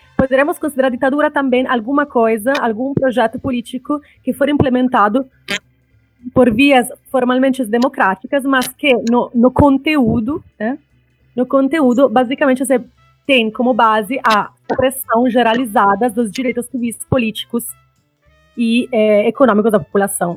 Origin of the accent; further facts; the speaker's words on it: Italy; Portuguese is a second language; also born or lived in Espírito Santo, Brazil; now in Brazil; eu sou italiana, né? Sou professora na Federal do Espírito Santo este ano